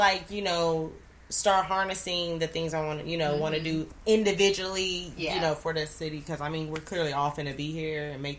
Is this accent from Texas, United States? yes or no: yes; Dallas, Texas, United States; I'm from Dallas